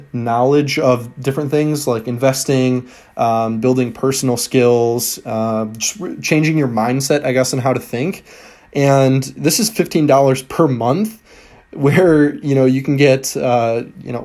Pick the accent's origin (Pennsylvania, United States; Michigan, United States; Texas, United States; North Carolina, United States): Michigan, United States; Michigan, my home state